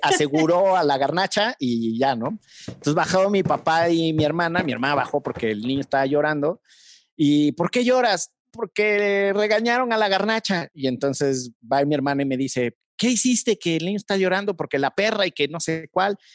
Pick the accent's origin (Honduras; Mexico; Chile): Mexico; como mexicanos